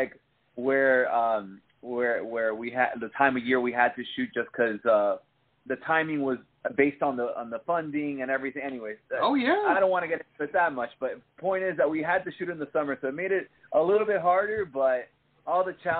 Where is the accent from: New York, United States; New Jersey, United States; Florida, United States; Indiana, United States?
Florida, United States; Hialeah; also born or lived in Miami Lakes, Florida; I grew up in Hialeah